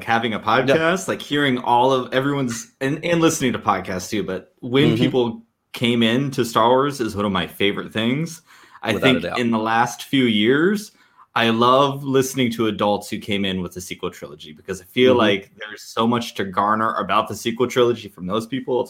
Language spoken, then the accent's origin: English; Southwest, United States; I grew up in the desert. I grew up in the Southwest.